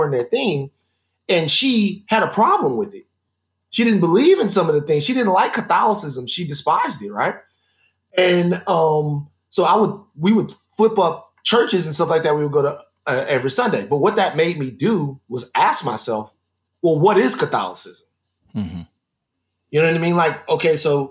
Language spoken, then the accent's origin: English; Baton Rouge, Louisiana, United States; I am from Baton Rouge, Louisiana. And being from Baton Rouge